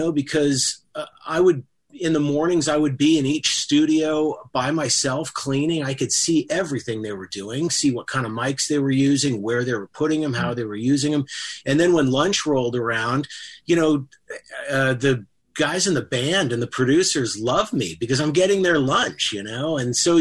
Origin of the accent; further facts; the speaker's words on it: Bay Area, California, United States; I grew up in the Bay Area